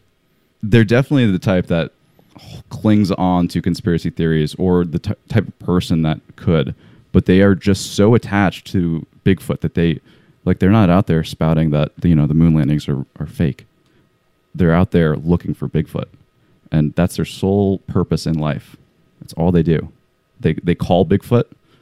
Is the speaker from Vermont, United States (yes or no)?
yes; Vermont, United States; Vermont. Vermont, yeah.